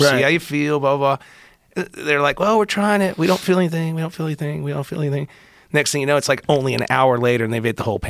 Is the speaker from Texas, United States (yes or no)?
yes; Texas, United States; I'm from Texas.